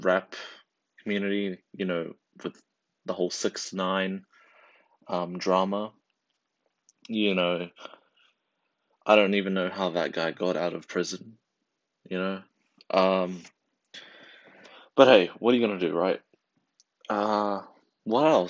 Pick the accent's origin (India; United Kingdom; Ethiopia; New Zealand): New Zealand; I'm from New Zealand, and right now, I'm in high school, what we call college